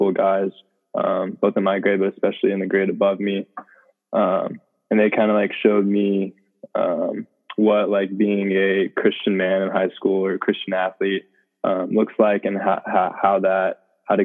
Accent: Dallas, Texas, United States; moved away as an adult; now in Durham, United States; Growing up, I'm from Dallas, Texas.

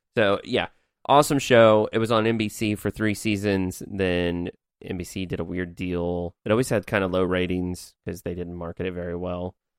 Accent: Evansville, Indiana, United States; my hometown of Evansville, Indiana

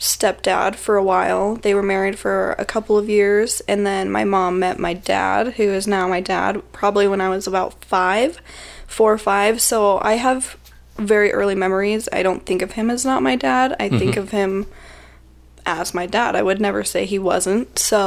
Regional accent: Salt Lake City, Utah, United States; I grew up in Salt Lake, pretty much Sandy Draper area.

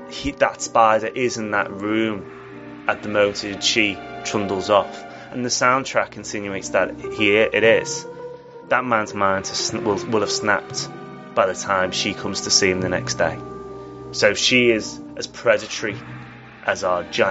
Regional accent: England, United Kingdom; as an Englishman

